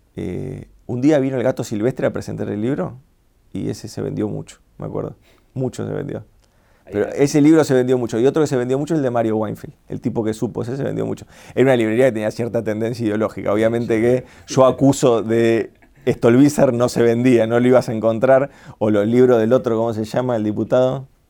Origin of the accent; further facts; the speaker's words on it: Argentina; nosotros somos argentinos